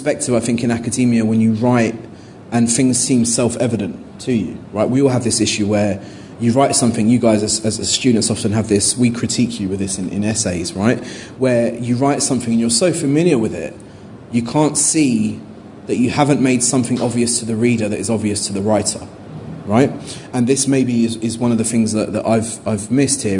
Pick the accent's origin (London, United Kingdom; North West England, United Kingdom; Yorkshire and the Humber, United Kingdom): London, United Kingdom; as a Londoner